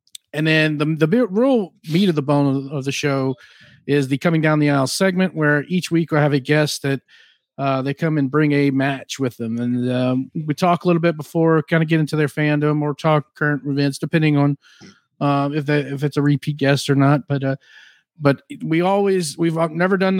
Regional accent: Louisiana, United States; I'm from Louisiana

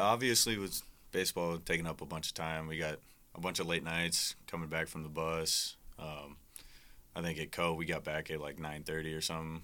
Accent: Omaha, Nebraska, United States; moved away as an adult; now in Iowa, United States; I'm from Omaha, Nebraska

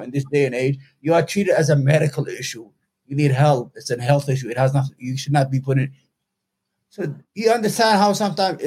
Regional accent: New York City, New York, United States; I'm from New York, from Brooklyn, New York

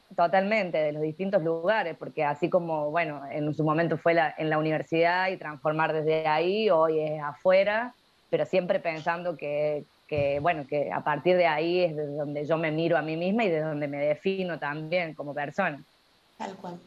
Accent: La Rioja, Argentina; now in Córdoba, Argentina; soy riojana, pero vivo en Córdoba hace ya bastantes años

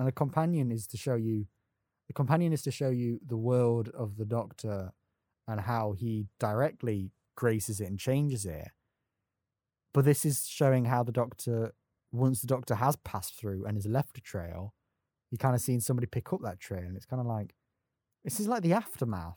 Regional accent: Nottingham, East Midlands, United Kingdom; I'm from Nottingham.

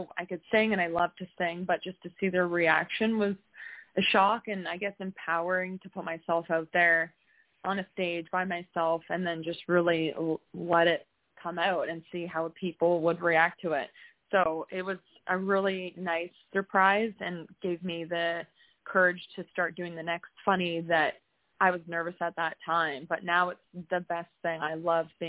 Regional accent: Peterborough, Ontario, Canada; I was born and raised in Peterborough, Ontario

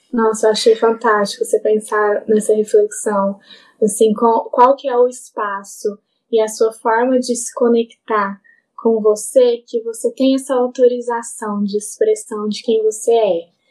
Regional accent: Brazil; enquanto brasileiro

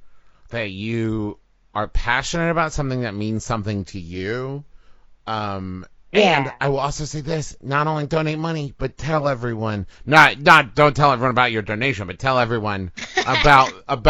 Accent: Huntington, West Virginia, United States; moved away; my hometown, Huntington, West Virginia

